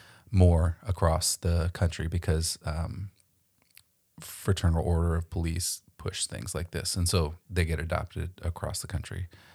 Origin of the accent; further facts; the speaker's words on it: Florida, United States; my home state of Florida.